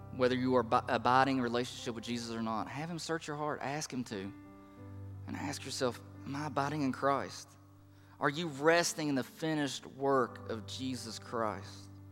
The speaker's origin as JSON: {"language": "English", "region": "the Bible Belt", "country": "United States", "tie": "born or raised there", "moved": "yes", "lives_now": "East Tennessee, United States", "said": "the people that I grew up with in the Bible Belt, even here in East Tennessee, now that we're here"}